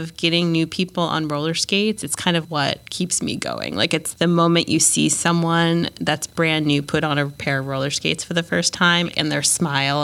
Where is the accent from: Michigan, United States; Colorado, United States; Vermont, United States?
Vermont, United States; Jeffersonville; I grew up in Jeffersonville, which is a small town